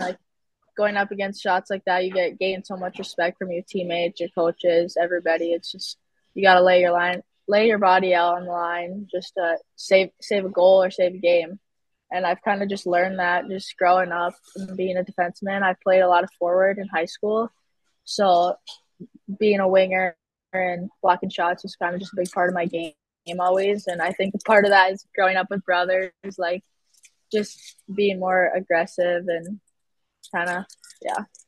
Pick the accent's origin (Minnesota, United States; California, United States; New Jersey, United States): Minnesota, United States; Moorhead; also born or lived in Bemidji, Minnesota; growing up in Moorhead, it's kind of just a hockey town.